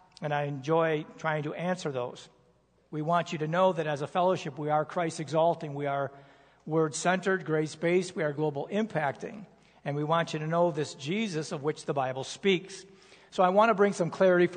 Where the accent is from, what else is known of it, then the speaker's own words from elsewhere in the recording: United States; I am an American